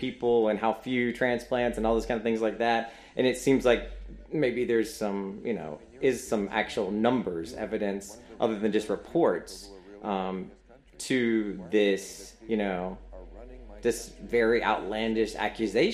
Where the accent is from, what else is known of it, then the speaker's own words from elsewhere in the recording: North Carolina, United States; I am from North Carolina.